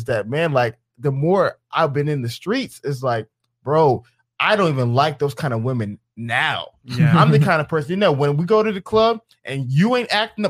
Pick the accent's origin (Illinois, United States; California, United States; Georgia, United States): Georgia, United States; Atlanta; I'm from Atlanta. And you got to remember, in a place like Atlanta, it's a culture of flexing, of capping, of spending money.